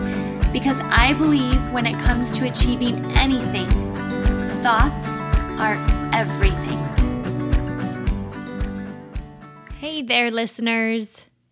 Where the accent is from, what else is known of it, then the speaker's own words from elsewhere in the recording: Minnesota, United States; accent: Minnesotan; I grew up in Minnesota, the land of 10,000 lakes and millions of mosquitoes. I've completely lost my Minnesotan accent, unfortunately.